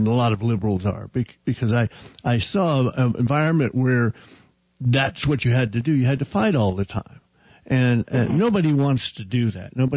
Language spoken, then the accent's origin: English; Oklahoma, United States; now in Arizona, United States; if I go back to Oklahoma, if I were to go to my hometown